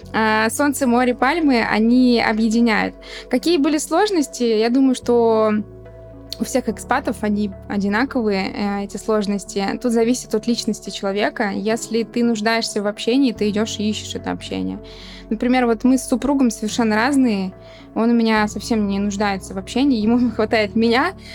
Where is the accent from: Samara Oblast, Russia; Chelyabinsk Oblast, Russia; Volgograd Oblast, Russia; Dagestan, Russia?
Volgograd Oblast, Russia; Volgograd; also born or lived in Moscow, Russia; now in Antalya, Turkey; у меня появились проекты в Волгограде, что меня радует, потому что это мой родной город